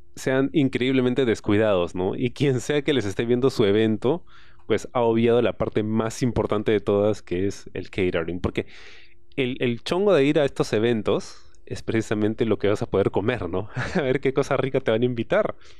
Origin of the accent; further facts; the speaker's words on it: San Martín, Lima, Peru; yo vengo del barrio, yo vengo de San Martín.